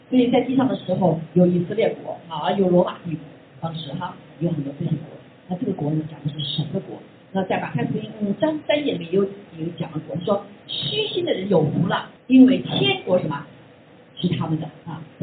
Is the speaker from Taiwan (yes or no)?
no; China; 包括我们中国人哈，中国人